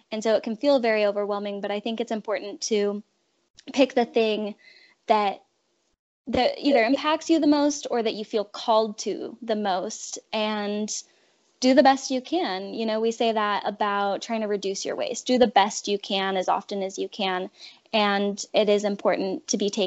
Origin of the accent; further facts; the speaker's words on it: Salem, Oregon, United States; my hometown of Salem, Oregon